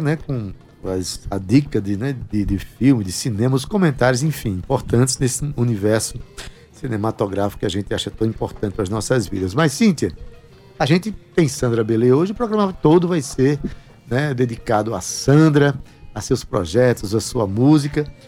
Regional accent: Paraíba, Brazil; como paraibano, como brasileiro

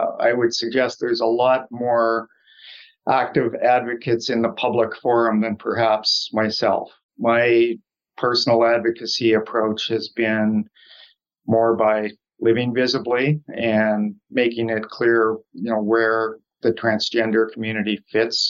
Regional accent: Saskatchewan, Canada; now in Toronto, Canada; I'm actually born and raised in Saskatchewan, so I'm Canadian by birth and born and raised out west

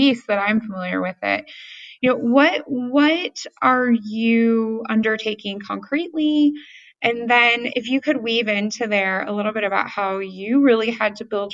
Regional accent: Appalachia, United States; also born or lived in Dayton, Ohio; I was born in Dayton, Ohio. I grew up in Appalachia on welfare.

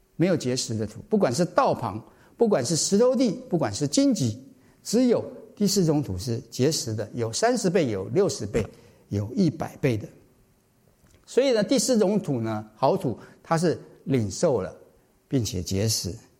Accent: Taiwan; moved away; 我是台湾来的，在台湾小时候也是这样子啊，夜不闭户啊

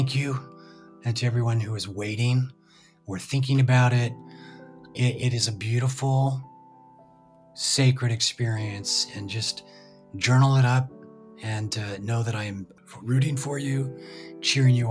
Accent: Utah, United States; moved away as an adult; also born or lived in Nashville; growing up in Utah, I was never able to ski

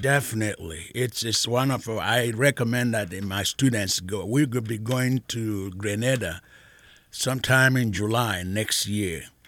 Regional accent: Nigeria; now in Mansfield; I am originally from Nigeria

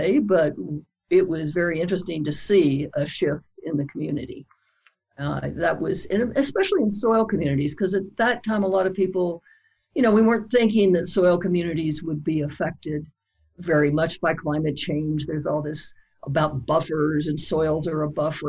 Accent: Lexington, Kentucky, United States; I grew up in Lexington, Kentucky

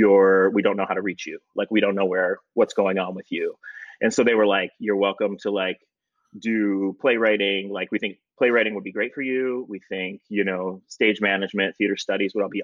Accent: Highland, Michigan, United States; moved away as an adult; also born or lived in Evanston, Illinois / Chicago, Illinois; I'm from Michigan and I grew up in like, some small town of Highland

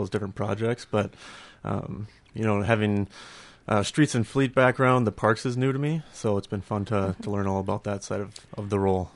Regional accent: Burnsville, Minnesota, United States; I grew up in Burnsville.

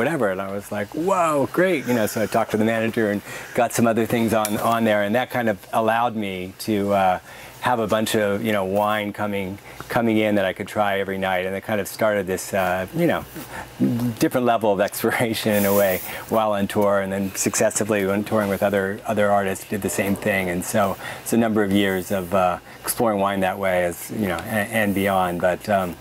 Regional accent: Los Angeles, California, United States; also born or lived in Pittsburgh, Pennsylvania; now in Oregon, United States; I was born actually in Pittsburgh, Pennsylvania, but I was raised in Los Angeles. I moved there when I was really little, so I'm from

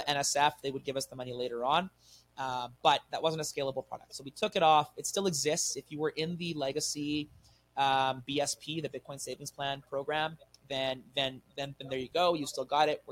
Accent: Canada; I'm a Canadian guy. Like I love it here.

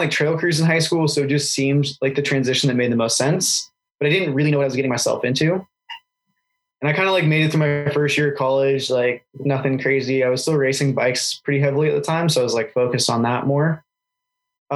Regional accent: Ashland, Oregon, United States; moved away as an adult; now in Moscow, United States; I grew up in Southern Oregon in a little place called Ashland

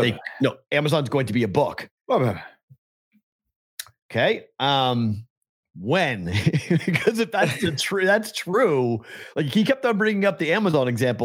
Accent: Boston, Massachusetts, United States; I'm the Bostonian

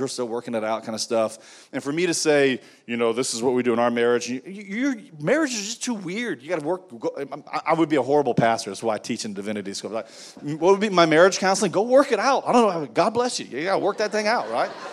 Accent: United States; I am an American, I'm very thankful for my country

